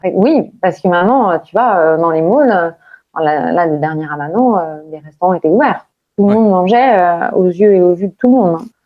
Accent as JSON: {"language": "French", "country": "France", "moved": "yes", "lives_now": "Dubai, United Arab Emirates", "said": "en tant que Français"}